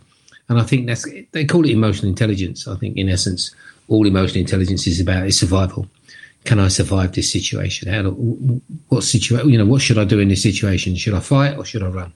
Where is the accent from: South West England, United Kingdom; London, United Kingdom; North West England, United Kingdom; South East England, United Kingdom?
London, United Kingdom; I was born and bred in Brixton in London, which is a pretty tough area.